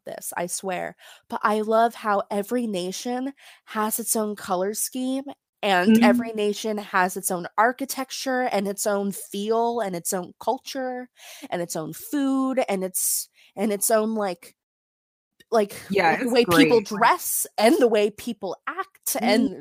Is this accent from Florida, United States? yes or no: yes; Florida, United States; I am from Florida. We get terrible hurricanes